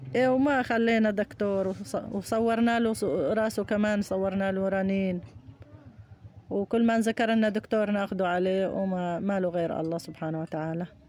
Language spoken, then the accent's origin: Arabic; Aleppo Governorate, Syria; moved away as an adult; كنا عايشين بضيعتنا ببيتنا آه، بضيعتنا بريف حلب الجنوبي البوابية وحاليا نازحين